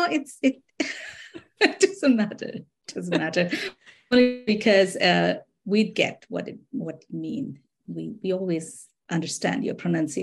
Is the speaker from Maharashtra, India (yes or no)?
yes; Mumbai, Maharashtra, India; now in Minnesota, United States; I grew up in Bombay, just a few minutes off the Arabian Sea.